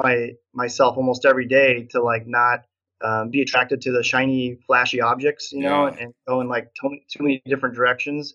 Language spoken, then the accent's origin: English; Nebraska, United States; I'm from Nebraska, so that's how you say it in Nebraska, niching.